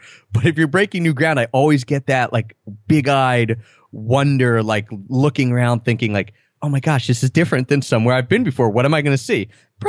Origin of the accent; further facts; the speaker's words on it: Pennsylvania, United States; it's just that I'm in my home state. Even though I don't know that area that well, like Chambersburg area, I've probably been through there like three times.